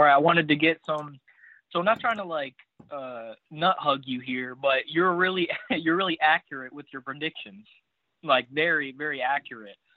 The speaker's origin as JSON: {"language": "English", "region": "Indiana", "country": "United States", "said": "I'm from Indiana"}